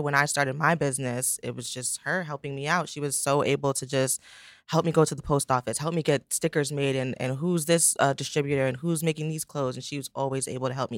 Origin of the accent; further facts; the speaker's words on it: the Poconos, Pennsylvania, United States; also born or lived in Brooklyn, New York; I grew up in the Poconos, Pennsylvania, which surprises everyone. I was born, obviously, in Brooklyn.